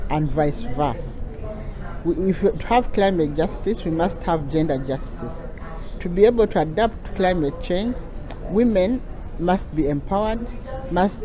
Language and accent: English; Uganda; I come from Uganda